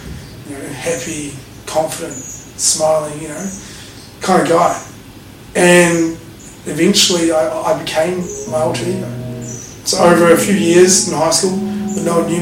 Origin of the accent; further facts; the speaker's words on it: Christchurch, Canterbury, New Zealand; now in Gold Coast, Australia; I was raised in New Zealand. Also got a Canadian passport. My mum's Canadian